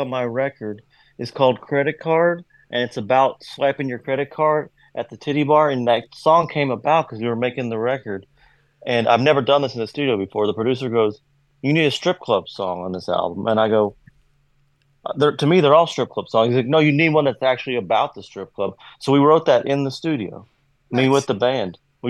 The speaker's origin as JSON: {"language": "English", "region": "Kentucky", "country": "United States", "said": "Must be because I'm from Kentucky or something."}